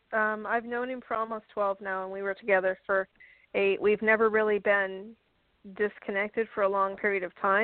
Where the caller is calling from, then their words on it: Florida, United States; I'm calling from Florida.